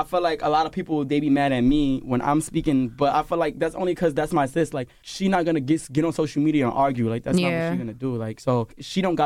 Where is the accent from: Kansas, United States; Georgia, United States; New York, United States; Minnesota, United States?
New York, United States; I'm from New York